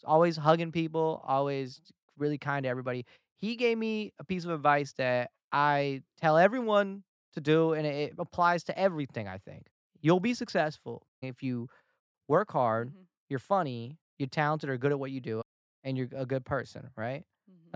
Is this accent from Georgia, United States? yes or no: yes; Atlanta, Georgia, United States; moved away as an adult; now in Los Angeles, United States; Atlanta when I went back, my hometown